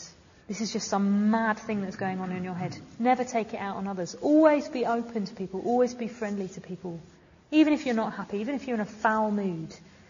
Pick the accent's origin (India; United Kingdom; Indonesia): United Kingdom; Sheffield, Yorkshire and the Humber; how are you? You know, I'm from Sheffield